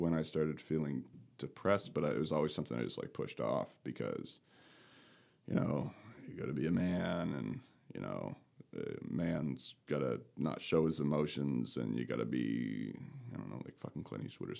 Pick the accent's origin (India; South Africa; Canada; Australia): Canada; Nova Scotia; I come from Canada, from rural Nova Scotia, and had an amazing upbringing, great family still.